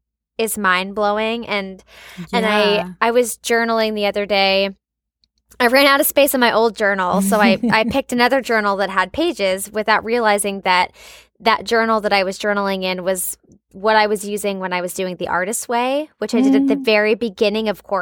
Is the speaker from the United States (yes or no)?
yes; Richmond, Virginia, United States; And it took me booking a job back in my hometown in Richmond, Virginia to get my equity card. I had to go back where I started.